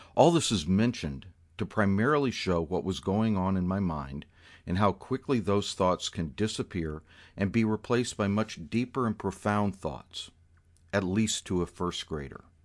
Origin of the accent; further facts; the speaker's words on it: Southwest Florida, United States; Growing up in Florida